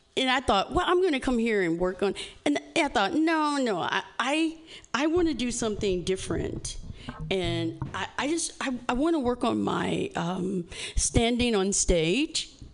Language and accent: English; Indiana, United States; I'm from Indiana